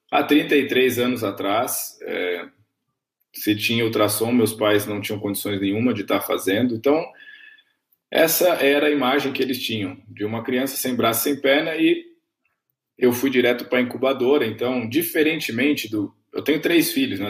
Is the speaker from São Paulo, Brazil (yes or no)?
no; Camanducaia, Minas Gerais, Brazil; eu cresci em Camanducaia, Minas Gerais, uma grande cidade, cidade do interior de Minas